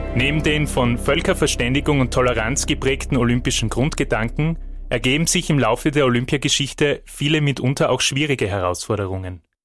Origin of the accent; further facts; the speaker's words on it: Austria; bei uns in Österreich